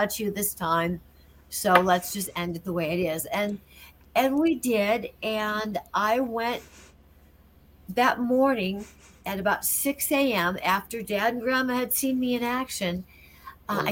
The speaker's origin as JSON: {"language": "English", "town": "Rockford", "region": "Illinois", "country": "United States", "tie": "born or raised there", "moved": "yes", "said": "the video store in my hometown of Rockford"}